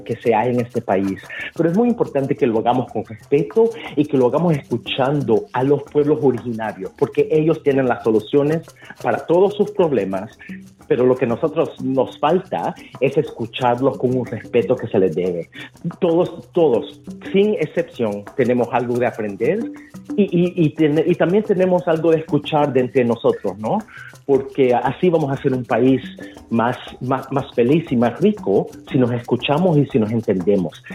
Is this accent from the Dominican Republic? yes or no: no; El Salvador; now in Australia; siendo una persona salvadoreña en Australia